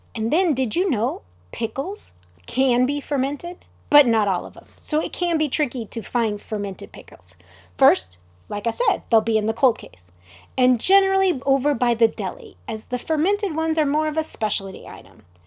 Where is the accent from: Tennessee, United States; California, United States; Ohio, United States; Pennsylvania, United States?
California, United States; Southern; I'm from Southern California